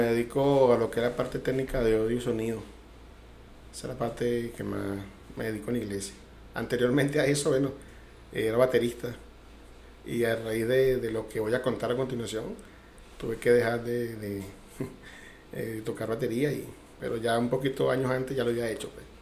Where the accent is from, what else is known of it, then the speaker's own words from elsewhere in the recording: Caracas, Capital District, Venezuela; now in Cuba; yo soy de Caracas, eh, nacido en Caracas, caraqueño